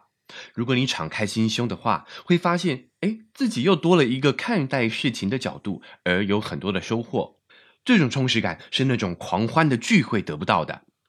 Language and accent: Chinese; China; 但我相信，对我们中国人来说也是越来越重要了。